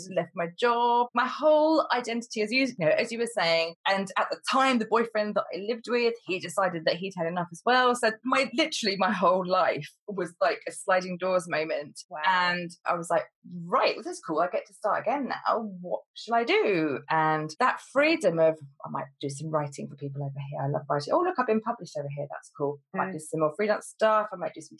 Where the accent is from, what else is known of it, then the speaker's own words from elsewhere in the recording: Cambridgeshire, East of England, United Kingdom; also born or lived in London; I moved back up to Cambridgeshire